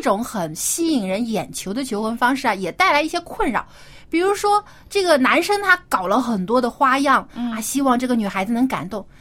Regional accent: China; 我们中国人

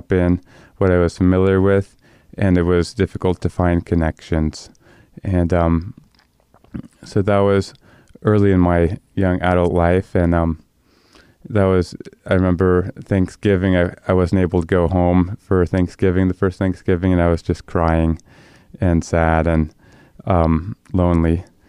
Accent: Alaska, United States; moved away; also born or lived in Indonesia / New Zealand; and I also spent some time living in Indonesia. And so a little bit of the backstory is that, yes, I grew up in Alaska.

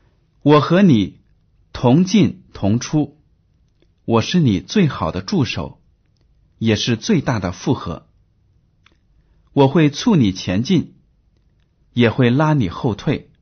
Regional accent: China; 比如说吧，我们中国人大多数都习惯用筷子吃饭，对不对啊？

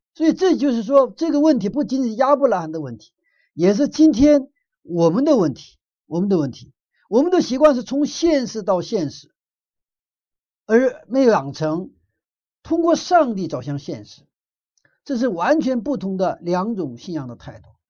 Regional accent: Northeast China, China; moved away; 我住在东北以前，我的小的时候在东北长大的

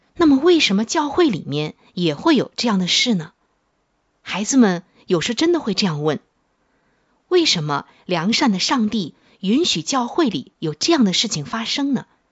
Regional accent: China; 我们中国人

